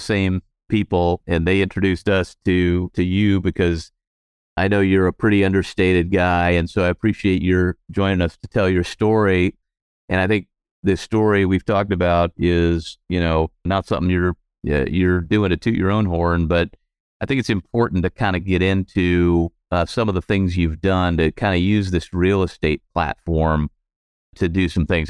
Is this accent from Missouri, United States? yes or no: yes; St. Louis, Missouri, United States; I grew up in Saint Louis